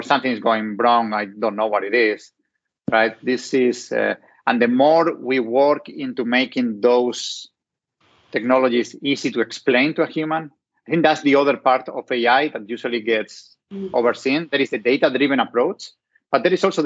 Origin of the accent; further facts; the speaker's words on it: Spain; accent: Hispanic; English is a second language; moved away; have Hispanic roots, so coming from Spain